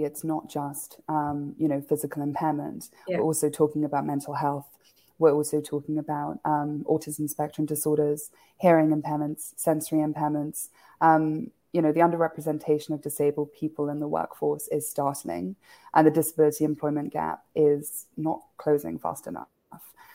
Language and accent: English; Kenya; moved away; also born or lived in United Kingdom; I grew up in Kenya, despite being born in the UK.